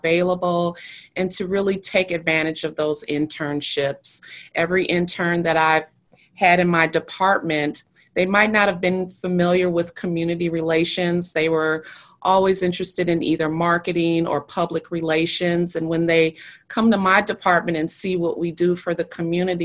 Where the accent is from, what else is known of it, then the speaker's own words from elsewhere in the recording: Milwaukee, Wisconsin, United States; I grew up in Milwaukee